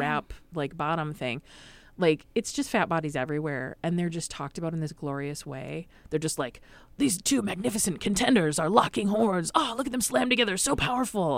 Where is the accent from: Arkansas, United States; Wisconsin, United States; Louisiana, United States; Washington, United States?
Wisconsin, United States; Madison; I grew up in Madison, Wisconsin